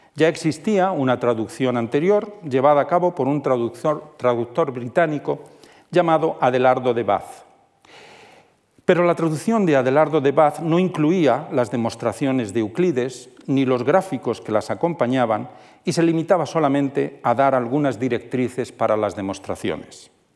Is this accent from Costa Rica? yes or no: no; Toledo, Castilla-La Mancha, Spain; siendo toledano como soy